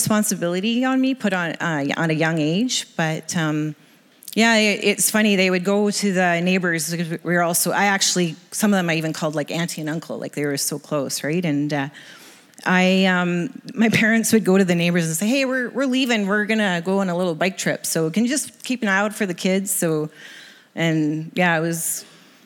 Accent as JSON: {"language": "English", "town": "Kamloops", "region": "British Columbia", "country": "Canada", "tie": "born or raised there", "also_born_or_lived": "Lower Mainland, British Columbia", "said": "I grew up in Kamloops"}